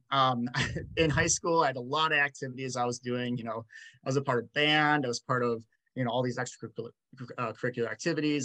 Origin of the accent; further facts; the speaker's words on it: Rochester, Minnesota, United States; I'm from Rochester, Minnesota. I went to Rochester Mayo